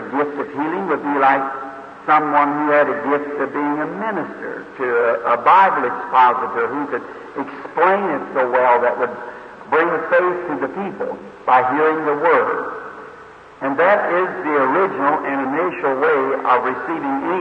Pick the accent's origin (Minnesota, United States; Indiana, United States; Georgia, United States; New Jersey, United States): Indiana, United States; Jeffersonville; I am from Indiana, the little city of Jeffersonville, just across from Louisville, Kentucky.